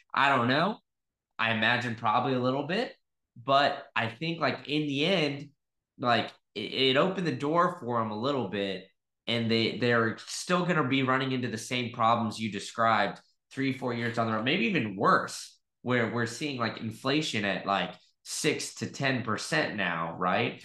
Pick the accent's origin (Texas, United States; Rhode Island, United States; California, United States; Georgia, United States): Texas, United States; I grew up in Texas.